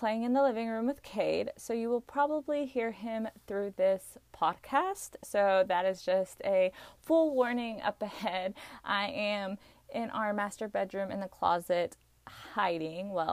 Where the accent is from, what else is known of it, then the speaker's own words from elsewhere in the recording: Arkansas, United States; I was born and raised here in Arkansas. I still live here